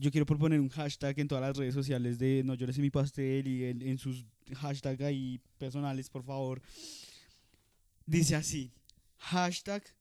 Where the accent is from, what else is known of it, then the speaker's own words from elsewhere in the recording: Russia; Spanish is a second language; En Harvard y también soy ruso. Eh, estudié en la Universidad Rusia.